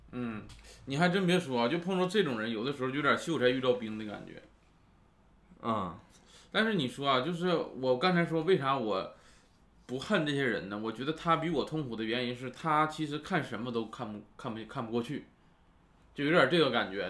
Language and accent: Chinese; Northeast China, China; moved away; 我家也是东北的